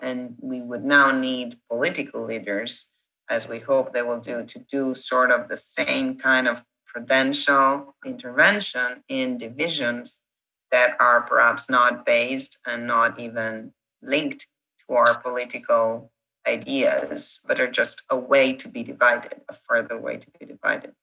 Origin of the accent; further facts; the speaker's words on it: Italy; English is a second language; now in United States; I'm the Italian